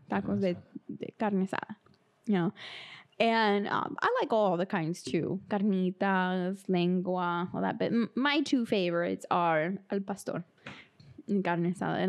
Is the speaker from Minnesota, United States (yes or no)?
no; Los Angeles, California, United States; moved away; I'm originally from California, Los Angeles.